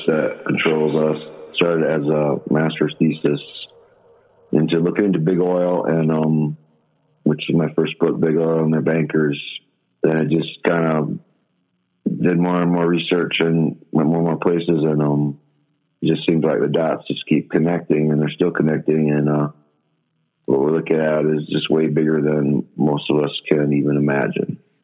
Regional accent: South Dakota, United States; moved away as an adult; also born or lived in Missoula, Montana / Missouri; now I'm back up in uh, South Dakota in my home state

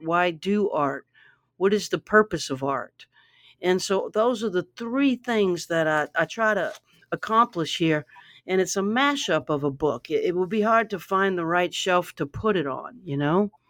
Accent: Baton Rouge, Louisiana, United States; I grew up in Baton Rouge

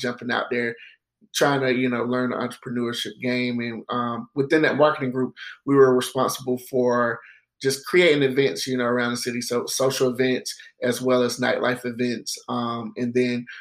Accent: Greenville, South Carolina, United States; also born or lived in Denmark, South Carolina; I'm originally from Greenville, South Carolina. I was born and raised there

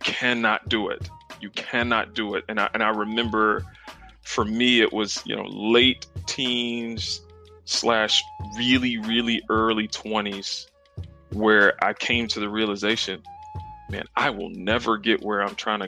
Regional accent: South Carolina, United States; I'm actually from the South. I'm from South Carolina. Grew up, got two siblings

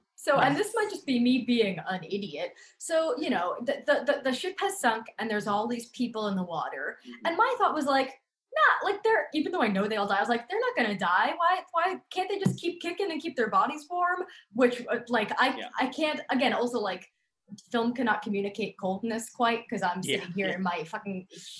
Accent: New York, United States; I grew up on Long Island, so 45 minutes from New York City, baby.

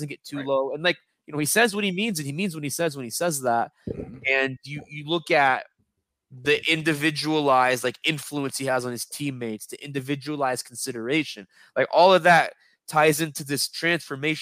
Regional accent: Kentucky, United States; I grew up in Kentucky, so Bengals country

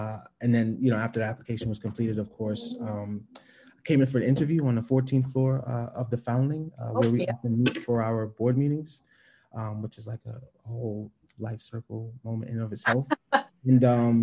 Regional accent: New York City, New York, United States; I grew up in the East Flatbush section of Brooklyn

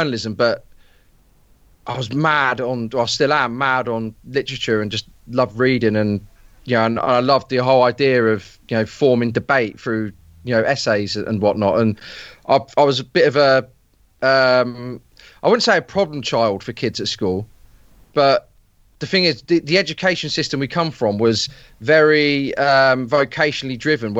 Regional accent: Peterborough, East of England, United Kingdom; I'm from a small town in the Fens called Peterborough

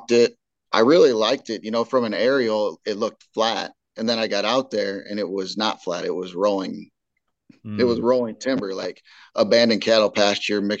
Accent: Indiana, United States; moved away as an adult; now in St. Louis, United States; I'm from Indiana, and you know, family and friends that I grew up hunting with and stuff still live in Indiana

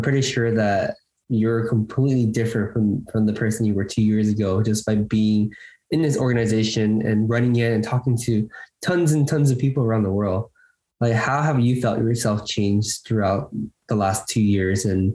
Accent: Arcadia, California, United States; I grew up in Arcadia, San Gabriel area.

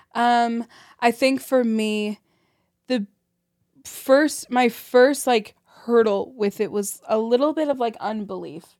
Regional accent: St. Louis, Missouri, United States; also born or lived in Burbank, California; I grew up in Saint Louis

